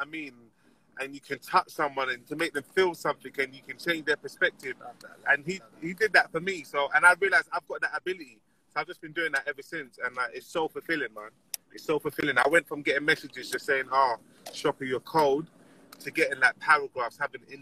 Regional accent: London, United Kingdom; I'm an artist from North London

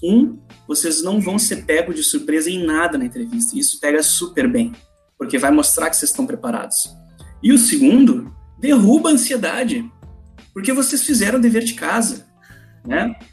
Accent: Porto Alegre, Rio Grande do Sul, Brazil; minha opção era a faculdade federal em Porto Alegre, eu sou de Porto Alegre

